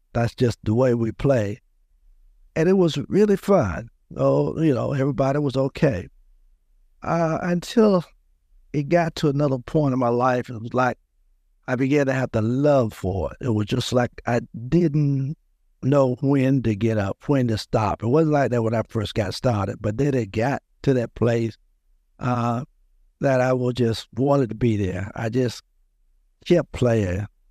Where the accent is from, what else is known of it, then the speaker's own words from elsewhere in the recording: Louisburg, North Carolina, United States; I grew up in a small town outside of Raleigh, about thirty miles, Lewisburg, North Carolina